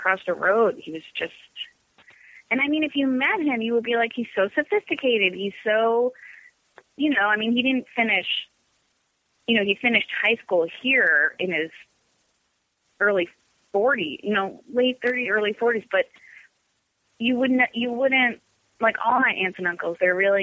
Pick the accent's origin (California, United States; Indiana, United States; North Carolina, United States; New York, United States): New York, United States; Long Island; growing up on Long Island during a Desert Storm